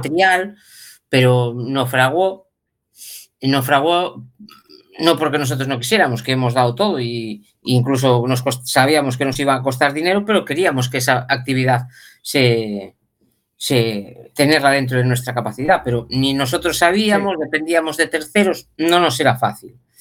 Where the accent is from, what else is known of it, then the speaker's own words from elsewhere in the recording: La Peroxa, Galicia, Spain; nosotros somos de La Perosa